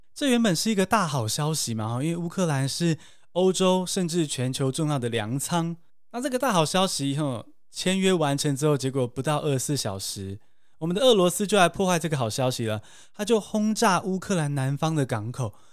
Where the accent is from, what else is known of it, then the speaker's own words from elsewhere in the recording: Taiwan; 我们台湾人